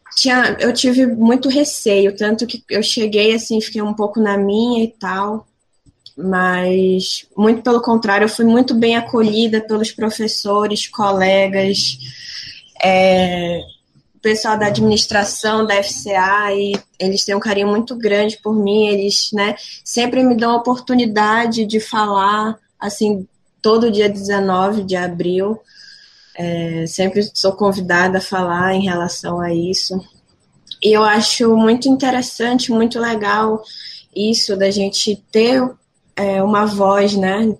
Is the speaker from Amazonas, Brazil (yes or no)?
yes; São Gabriel da Cachoeira, Amazonas, Brazil; moved away as an adult; now in Limeira, Brazil; Eu sou de São Gabriel da Cachoeira, eu sou da etnia Baré